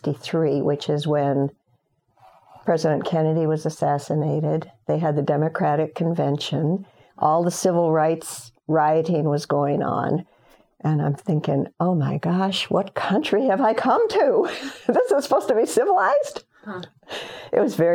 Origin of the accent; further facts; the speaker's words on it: Chad; Overall, it was a fun growing up in Chad.